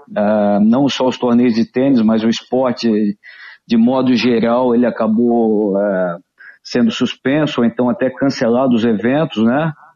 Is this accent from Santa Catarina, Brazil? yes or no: yes; Florianópolis, Santa Catarina, Brazil; eu nasci aqui em Florianópolis